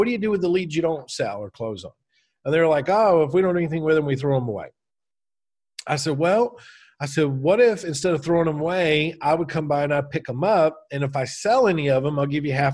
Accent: Alabama, United States; moved away as an adult; also born or lived in San Francisco Bay Area, California; I'm from Alabama.

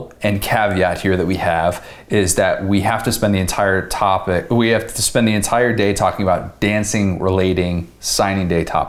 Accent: Buffalo Grove, Illinois, United States; Buffalo Grove, Illinois, my hometown.

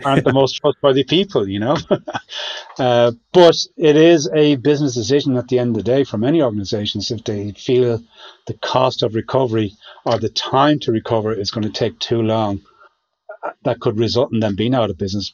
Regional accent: Ireland; being Irish

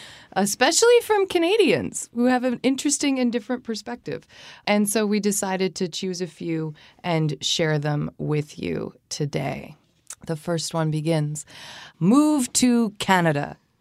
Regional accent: United States; born there; Although I was born in the States, this was certainly a rule my Korean parents imposed when I was growing up.

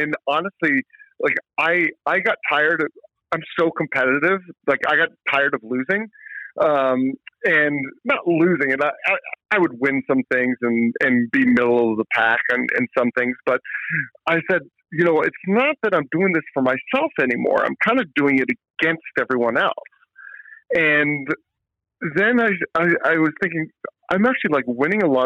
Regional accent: Atlanta, Georgia, United States; now in Vermont, United States; I grew up in Atlanta

